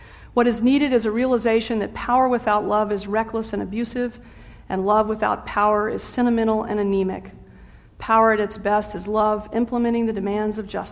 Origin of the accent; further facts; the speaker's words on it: the South, United States; I'm a Southerner